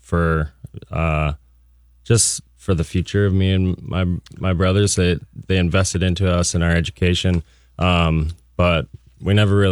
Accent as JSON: {"language": "English", "town": "Brooklyn Park", "region": "Minnesota", "country": "United States", "tie": "born or raised there", "said": "I grew up in Brooklyn Park, Minnesota"}